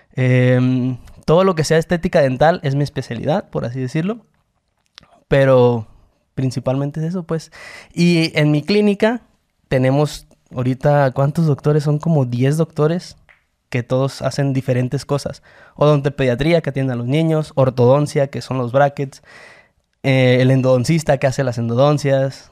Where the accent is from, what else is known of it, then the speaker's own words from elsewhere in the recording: Mexico; Esa cultura tenemos los mexicanos